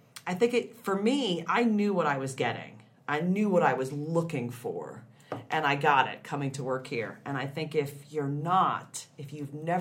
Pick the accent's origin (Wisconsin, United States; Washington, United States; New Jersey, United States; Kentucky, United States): New Jersey, United States; moved away as an adult; also born or lived in Atlanta; I was raised Catholic in New Jersey